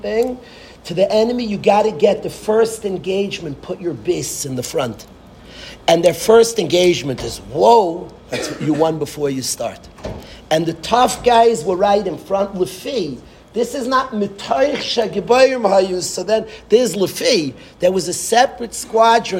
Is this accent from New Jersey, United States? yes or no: yes; Lakewood, New Jersey, United States; I was born in Lakewood